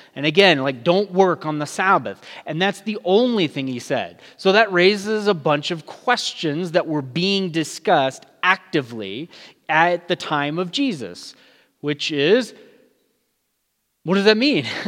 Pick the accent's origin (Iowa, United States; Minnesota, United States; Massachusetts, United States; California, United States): California, United States; moved away as an adult; now in Albuquerque area, New Mexico, United States; I'm new to the area, I'm from California.